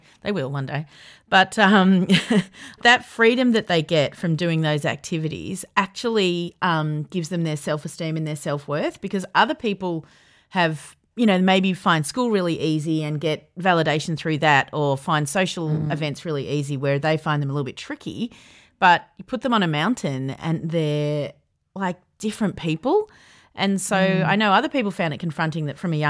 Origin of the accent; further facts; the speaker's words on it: Yarra Valley, Victoria, Australia; I grew up in the Yarra Valley